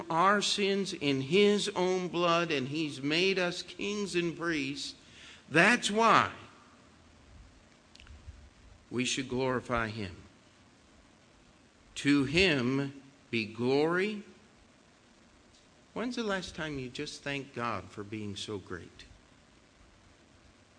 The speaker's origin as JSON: {"language": "English", "country": "United States", "said": "As an American"}